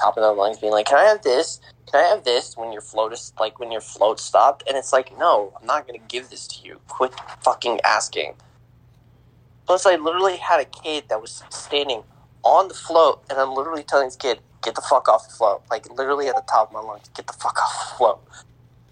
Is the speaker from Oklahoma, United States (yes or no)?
no; North Kansas City, Missouri, United States; also born or lived in Louisiana; I was born in North Kansas City Hospital